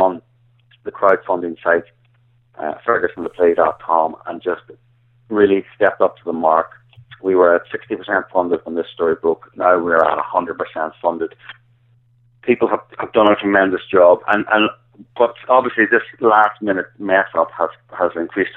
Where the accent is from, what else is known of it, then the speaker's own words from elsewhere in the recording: Ireland; accent: Irish; now in United States; my indecipherable Irish accent